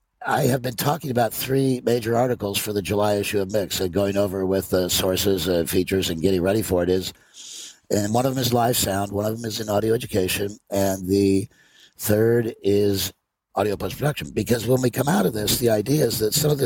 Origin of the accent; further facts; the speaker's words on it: Ireland; I mean, it's hard to get your hand, but I'm Irish. We'll tell some stories.